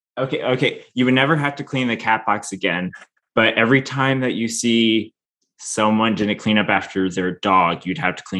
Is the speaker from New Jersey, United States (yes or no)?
yes; Southern New Jersey near Camden, United States; also born or lived in Connecticut; now in Harrisburg, United States; I'm originally from Southern New Jersey near Camden.